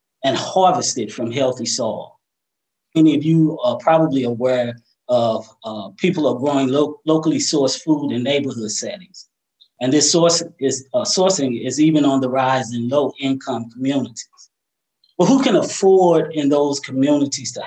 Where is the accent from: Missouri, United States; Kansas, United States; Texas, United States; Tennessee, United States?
Missouri, United States; St. Louis; growing up in the Jeff Vanderloo neighborhood, or what some people know as the JBL